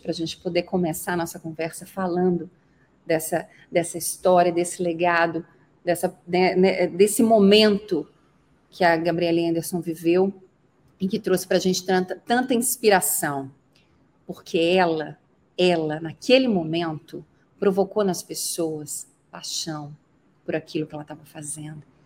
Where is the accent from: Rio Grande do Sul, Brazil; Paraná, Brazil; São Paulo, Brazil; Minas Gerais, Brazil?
Minas Gerais, Brazil; Muriaé; moved away as an adult; also born or lived in Barão do Monte Alto, Minas Gerais / Juiz de Fora, Minas Gerais; now in Brusque, Brazil; Eu nasci numa cidade do interior de Minas Gerais, Muriaé